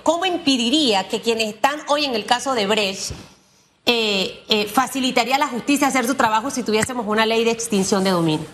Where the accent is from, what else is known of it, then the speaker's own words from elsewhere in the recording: Panama; como panameños